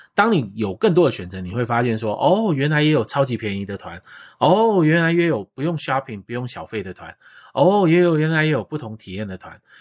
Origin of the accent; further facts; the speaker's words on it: Taiwan; now in Vancouver, Canada; 我们台湾人